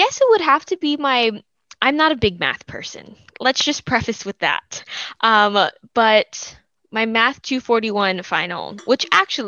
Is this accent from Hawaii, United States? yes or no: yes; Ewa Beach, Hawaii, United States; moved away as an adult; now in Corvallis, United States; I'm originally from Eva Beach, Hawaii, which is on the west side